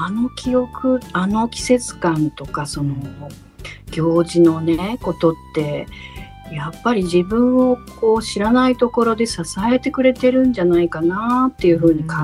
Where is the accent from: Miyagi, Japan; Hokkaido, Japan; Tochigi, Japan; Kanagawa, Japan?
Hokkaido, Japan; 私は北海道出身なの